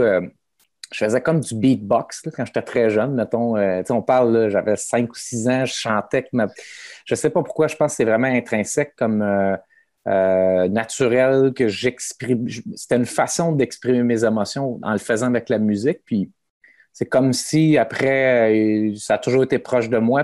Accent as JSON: {"language": "French", "town": "Sorel", "region": "Quebec", "country": "Canada", "tie": "born or raised there", "also_born_or_lived": "Montreal", "said": "Moi, je suis natif de Sorel. Euh, en fait, assez jeune, dans fond, autour de, de, 17 ans, je suis parti de Sorel, puis je suis allé habiter à Montréal"}